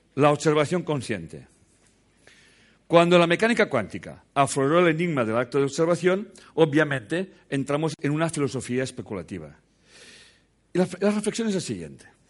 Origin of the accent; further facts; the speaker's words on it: Catalonia, Spain; soy catalán